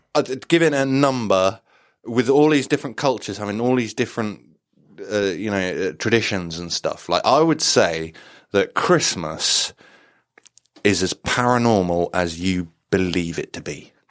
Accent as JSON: {"language": "English", "area": "just outside Wales", "region": "England", "country": "United Kingdom", "tie": "born or raised there", "said": "I grew up just, just slightly outside of Wales"}